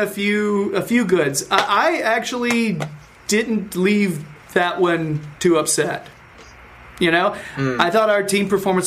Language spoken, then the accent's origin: English; Winston-Salem, North Carolina, United States; coming to you from Winston-Salem, North Carolina. So yes, that means I am American.